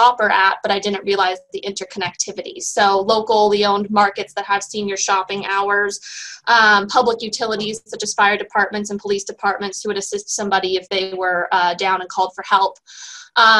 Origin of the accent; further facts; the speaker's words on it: Sonoma County, California, United States; I was born in Southern California, but moved here almost immediately, and I've been here all my life, all over the county, Santa Rosa, Petaluma, Cotati